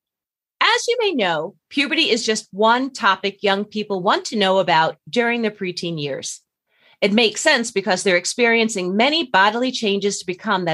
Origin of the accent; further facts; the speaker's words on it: Long Island, New York, United States; we're both from Long Island